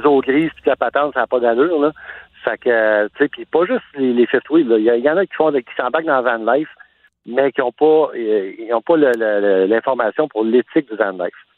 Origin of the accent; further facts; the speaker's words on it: Montreal, Quebec, Canada; now in Quebec City, Canada; je viens de Montréal. Puis, le fait que je suis mobile, ben, la vie a fait que je, maintenant, je me retrouve à Québec